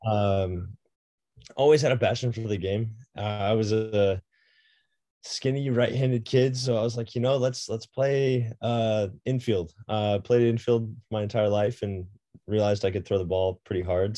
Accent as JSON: {"language": "English", "town": "Boulder", "region": "Colorado", "country": "United States", "tie": "born or raised there", "said": "born and raised in Boulder, Colorado."}